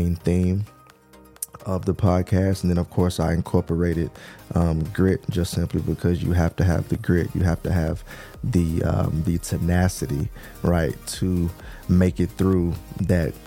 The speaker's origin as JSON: {"language": "English", "region": "Texas", "country": "United States", "tie": "born or raised there", "said": "I'm from Texas, born and raised in Texas"}